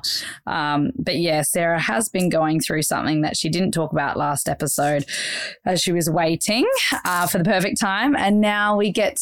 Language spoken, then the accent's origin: English; Australia; accent: Australian; I'm an Aussie